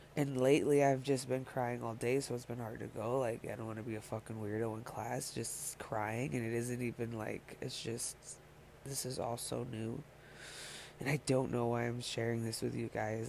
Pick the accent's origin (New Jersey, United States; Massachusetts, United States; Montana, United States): Montana, United States; moved away as an adult; also born or lived in California, United States / Colorado, United States; now in Denver, United States; the move when I was young from California to Montana